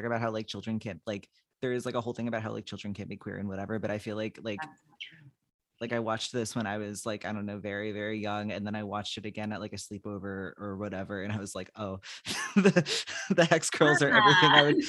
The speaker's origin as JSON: {"language": "English", "town": "Philadelphia", "region": "Pennsylvania", "country": "United States", "moved": "yes", "lives_now": "Massachusetts, United States", "said": "I'm from Philadelphia."}